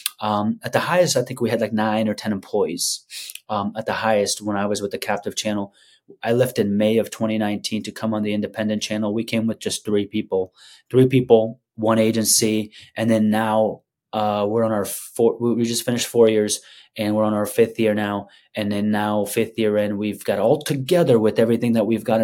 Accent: Afghanistan; moved away; I'm from Afghanistan.

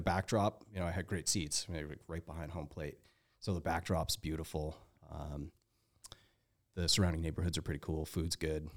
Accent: Mount Washington Valley, New Hampshire, United States; moved away; also born or lived in Lake Tahoe; I grew up in the Mount Washington Valley in North Colby, New Hampshire

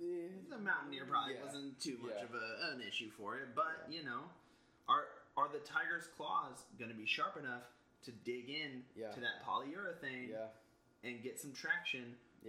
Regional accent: Michigan, United States; I am from Michigan.

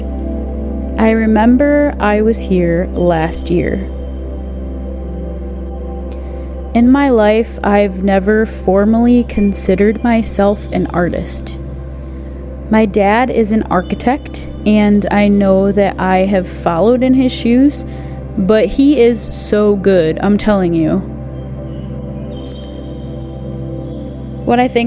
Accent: United States; I'm American, but my family is originally from Quebec.

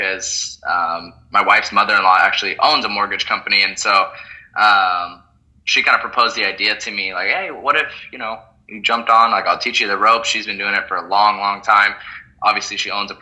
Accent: Oregon, United States; moved away as an adult; also born or lived in Seattle, Washington; I grew up in Oregon

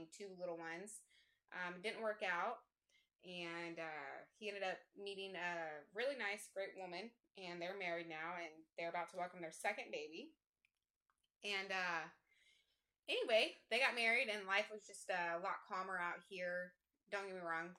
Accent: Parsons, Kansas, United States; now in Jacksonville, North Carolina, United States; I am from Southeast Kansas. Little town called Parsons

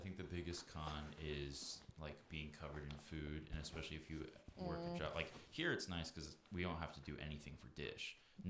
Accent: Lovettsville, Virginia, United States; moved away as an adult; also born or lived in Florida / Nevada / Staunton, Virginia / Asheville, North Carolina; So I grew up in Lovettsville, Virginia, which is like only a 10-15 minute drive to the Maryland border. So we were constantly in like Brunswick, Maryland, like 20 minutes outside Harper's Ferry.

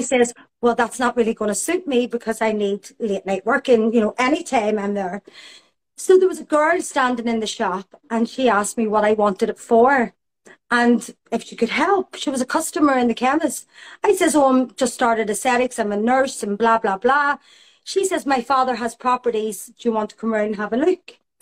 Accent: Belfast, Northern Ireland, United Kingdom; I grew up in Belfast in the time of the Troubles

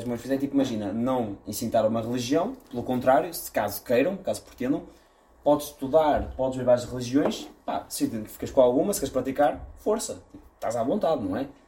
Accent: Viana do Castelo, Portugal; Já para dizer que eu sou de Viana. Eu sou de Viana.

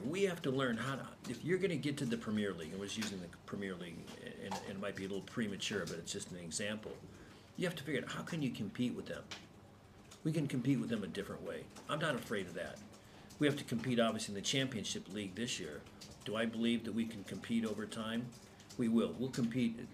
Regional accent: United States; I'm an American

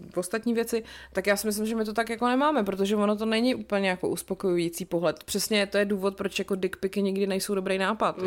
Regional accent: České Budějovice, South Bohemian Region, Czechia; moved away; ve sportovní hale u nás v Budějcích

